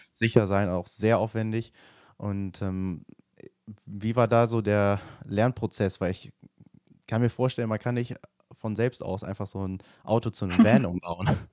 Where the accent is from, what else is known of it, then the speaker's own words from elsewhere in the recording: Germany; also born or lived in Nottingham, England; ich als Deutscher